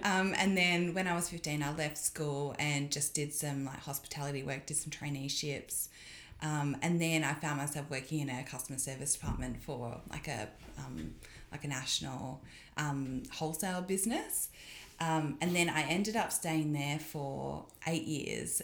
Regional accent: Perth, Western Australia, Australia; also born or lived in Sydney; now in Hilltop, Australia; I grew up in Perth

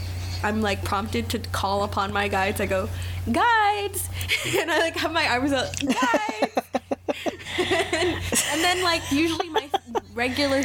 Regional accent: Pawleys Island, South Carolina, United States; now in North Carolina, United States; I'm from like Pawleys Island, South Carolina. That's where I was raised, not born.

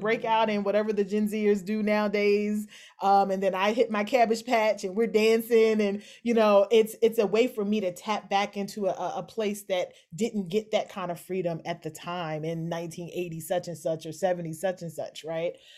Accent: Kentucky, United States; moved away; also born or lived in Philadelphia; I'm born and raised in Kentucky

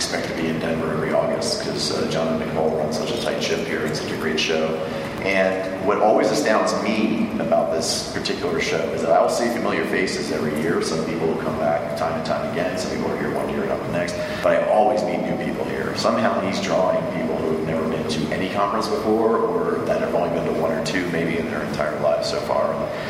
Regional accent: Canada; See, I'm Canadian, but they do that.

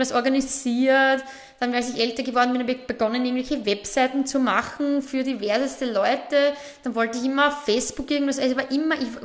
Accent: Burgenland, Austria; aus genau. dem schönen Burgenland.

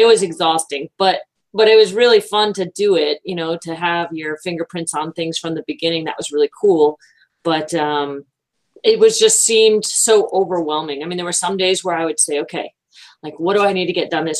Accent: Florida, United States; also born or lived in Massachusetts; I moved from Massachusetts to Florida when I was 10

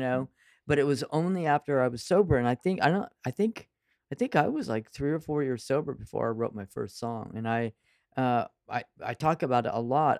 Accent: Central Valley of California, United States; I grew up in the Central Valley of California

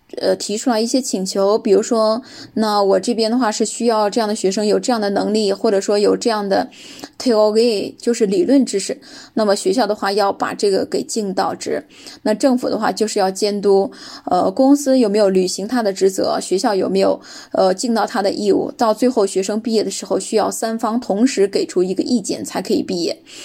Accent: China; 我说这不是我们中国的吗？

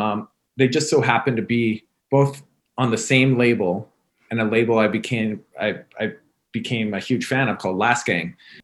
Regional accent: Winnipeg, Manitoba, Canada; moved away as an adult; also born or lived in Toronto; now in United States; I'm from Canada. Oh, really? I am. I was born and raised in Winnipeg. And if you know anything about Winnipeg, it's in the very middle of the country. It's a small city, under a million people, a very blue collar, humble city.

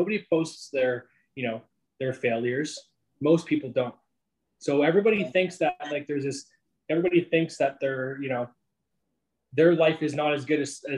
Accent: Sarnia, Ontario, Canada; moved away; also born or lived in Greater Toronto Area; I'm from a small town of Sarnia, Ontario.

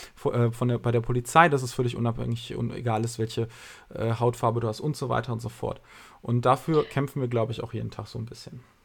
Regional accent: Germany; Ich bin hier geboren, ich bin hier aufgewachsen, ich bin zur Schule gegangen, habe hier studiert

